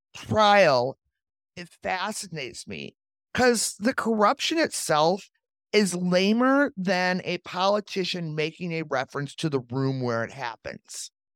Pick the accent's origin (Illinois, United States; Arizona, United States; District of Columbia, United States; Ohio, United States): Illinois, United States; Chicago; as a Chicagoan